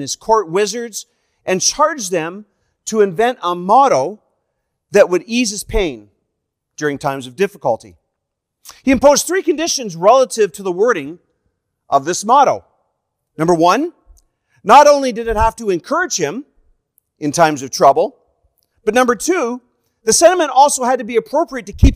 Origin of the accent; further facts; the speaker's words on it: Canada; I am a Canadian evangelist